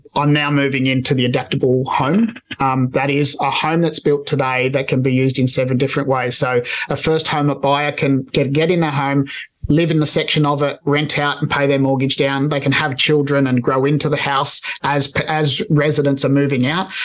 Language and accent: English; Australia; I'm Spanish, I'm Australian born Spanish migrants